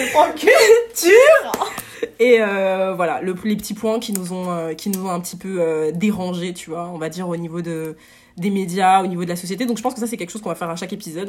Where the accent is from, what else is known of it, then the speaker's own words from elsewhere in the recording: Paris region, Île-de-France, France; also born or lived in Marseille / Aix-en-Provence; on est monté en région parisienne euh, dans une petite ville euh, du 77. Et euh, bah, ça, ça c'était du coup de mes 4 ans jusqu'à mes 12 ans